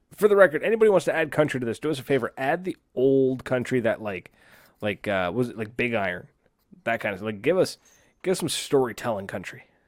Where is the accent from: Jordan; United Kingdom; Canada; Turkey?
Canada; It's made in my hometown